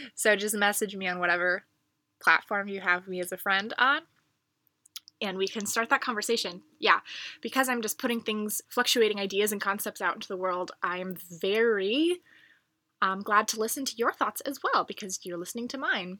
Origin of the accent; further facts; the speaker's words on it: United States; I'm from America